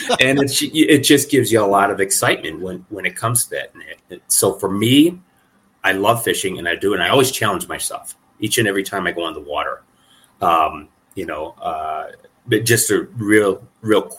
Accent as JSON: {"language": "English", "region": "Illinois", "country": "United States", "tie": "born or raised there", "moved": "yes", "lives_now": "Colorado, United States", "said": "I grew up in Illinois"}